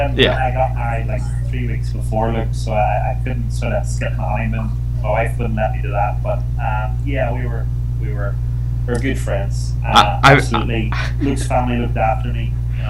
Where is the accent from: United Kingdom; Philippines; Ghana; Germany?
United Kingdom; Northern Ireland; obviously you realized I was from Ireland, the Pierce Brosnan thing popped up